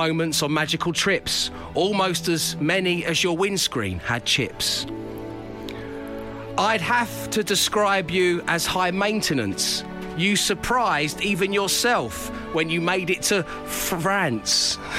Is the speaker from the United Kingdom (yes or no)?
yes; Cockney, London, United Kingdom; accent: semi-cockney; my squeaky semi-cockney